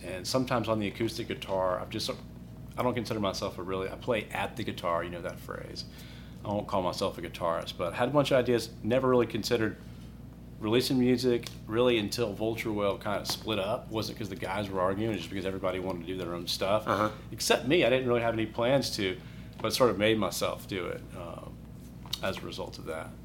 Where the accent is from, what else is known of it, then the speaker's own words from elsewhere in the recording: Birmingham, Alabama, United States; also born or lived in Colorado / Chicago; I'm from Birmingham. Went to high school here